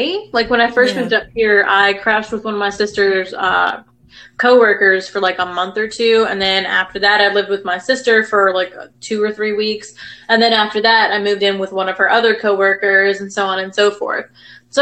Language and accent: English; Northwest Arkansas, United States; now in Virginia, United States; I'm from Northwest Arkansas, and it's right along the Ozarks and Beaver Lake